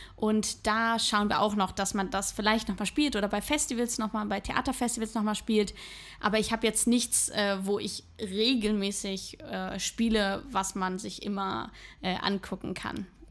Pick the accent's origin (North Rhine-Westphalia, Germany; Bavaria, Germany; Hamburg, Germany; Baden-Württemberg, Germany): Hamburg, Germany; moved away as an adult; now in Berlin, Germany; nach Hamburg möchte ich nicht zurück, weil das einfach meine Heimat ist